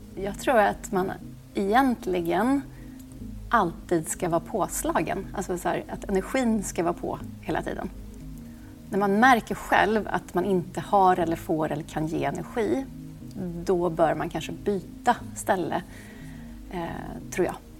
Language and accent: Swedish; Åmål, Västra Götaland, Sweden; moved away; also born or lived in Monaco; Jag kommer från Åmål, en liten stad, eh, där man egentligen kan få utrymme att göra vad man vill.